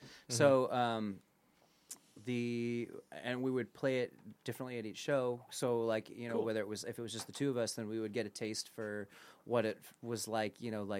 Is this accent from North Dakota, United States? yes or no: no; California, United States; also born or lived in Austin, Texas; we grew up in California.